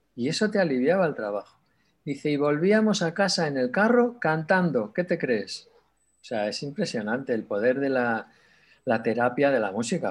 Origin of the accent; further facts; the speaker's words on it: Sardón de Duero, Castile and León, Spain; moved away; also born or lived in Barcelona; nací además en Sardón